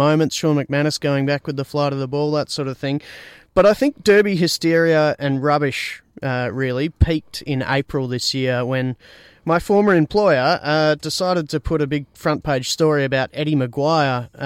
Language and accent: English; East Fremantle, Western Australia, Australia; I grew up in and around East Fremantle